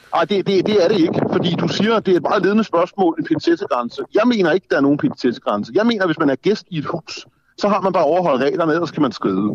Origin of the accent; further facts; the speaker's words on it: Denmark; also born or lived in Copenhagen; jeg jo er dansker og bor i Danmark og har boet i København i 20 år